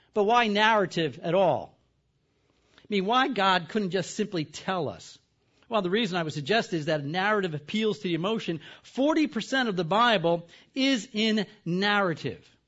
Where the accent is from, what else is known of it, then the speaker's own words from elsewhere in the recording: the East, East Coast, United States; I'm from the East.